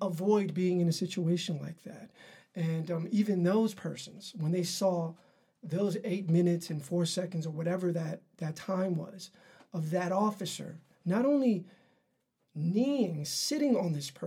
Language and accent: English; New York City, New York, United States; I was raised in Harlem